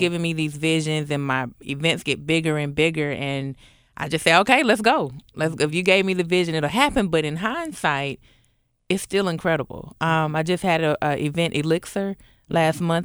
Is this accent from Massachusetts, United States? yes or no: no; Atlanta, Georgia, United States; moved away as an adult; also born or lived in College Park, Georgia; now in Memphis, United States; moved over to Southwest Atlanta